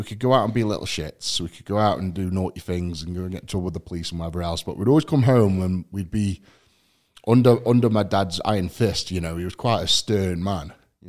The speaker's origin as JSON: {"language": "English", "region": "England", "country": "United Kingdom", "tie": "born or raised there", "said": "So I guess, I mean, growing up in England itself is quite a task."}